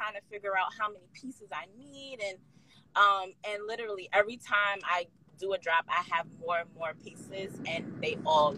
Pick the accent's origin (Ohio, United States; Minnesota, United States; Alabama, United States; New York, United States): New York, United States; New York City; now in Georgia, United States; I'm from Brooklyn, New York